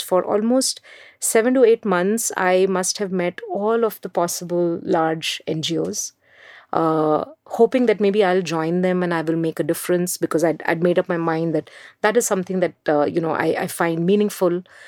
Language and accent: English; Mumbai, Maharashtra, India; I grew up in Mumbai.